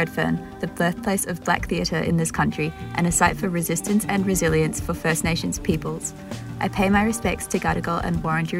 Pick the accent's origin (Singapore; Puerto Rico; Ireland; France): Singapore; Both grew up in Singapore, with my family being expats slash immigrants and Chuen's being Singaporean.